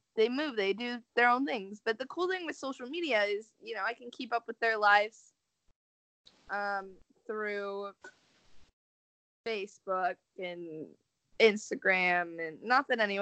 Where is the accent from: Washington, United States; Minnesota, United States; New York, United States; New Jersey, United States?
Washington, United States; Seattle; now in California, United States; I'm from Seattle, but I live in California, but I go home every once in a while